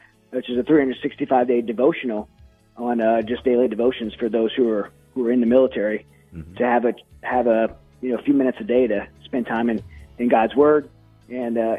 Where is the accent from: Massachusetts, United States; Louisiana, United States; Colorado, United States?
Louisiana, United States; I'm from Louisiana